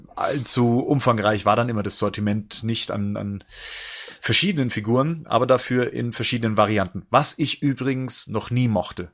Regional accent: near Ingolstadt, Bavaria, Germany; ich komme ja aus der Nähe von Ingolstadt

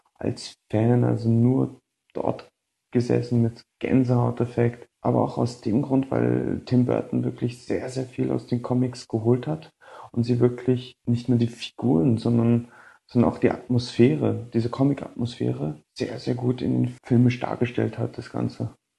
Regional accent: Berlin, Germany; now in Vienna, Austria; Ich komme gebürtig aus Berlin, wohne aber jetzt in Wien

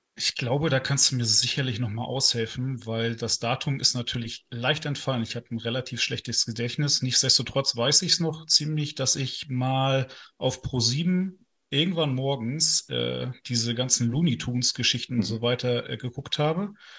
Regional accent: Northern Germany, Germany; now in Ruhr area, Germany; aus dem hohen Norden ursprünglich

